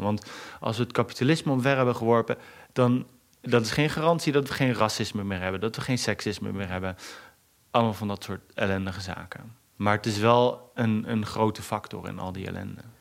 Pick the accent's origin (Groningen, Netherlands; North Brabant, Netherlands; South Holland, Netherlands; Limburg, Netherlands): Groningen, Netherlands; kom uit Bijem. Bijem is een buitenwijk in Groningen.